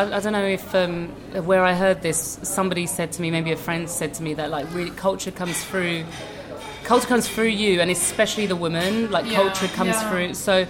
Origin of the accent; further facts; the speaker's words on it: London, United Kingdom; almost like an alternative black girl. I think the difference with us growing up in London